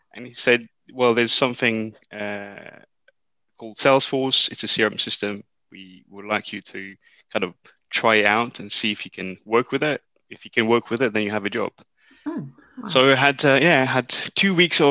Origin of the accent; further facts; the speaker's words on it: Mauritius; moved away as an adult; now in United Kingdom; I was brought up in Mauritius. This is where I did my A-levels.